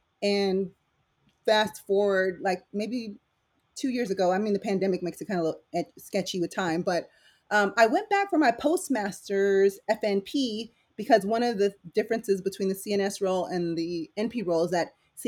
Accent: San Diego, California, United States; English is a second language; also born or lived in Philippines; And I actually didn't come to the United States till I was probably like 8 or 9. So English wasn't my first language. So I'm kind of was raised in San Diego, lived there all my life

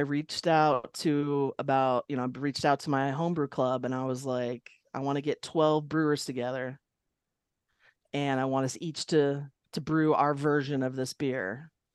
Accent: Long Beach, California, United States; also born or lived in Ireland; I grew up in Long Beach, California

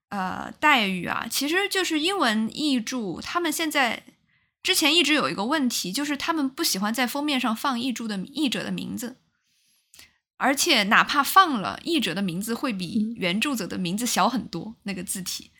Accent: China; 作为嗯中国人，然后我也是一个工业小城长大的

